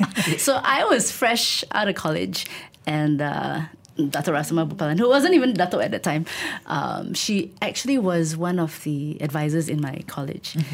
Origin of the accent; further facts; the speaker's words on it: Tanjung Malim, Perak, Malaysia; I grew up in Tanjung Malim. And my entire growing up years, my teenage years, I thought my future would just be